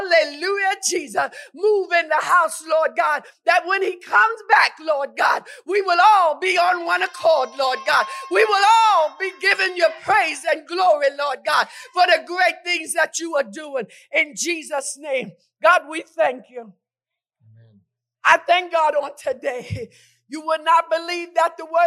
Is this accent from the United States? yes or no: yes; New York, United States; When I grew up in New York, amen, it was 10 of us.